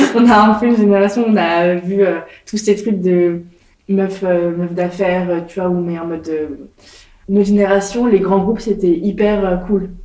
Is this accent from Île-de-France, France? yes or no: no; Nantes, Pays de la Loire, France; moved away as an adult; also born or lived in Nancy; j'ai grandi à Nantes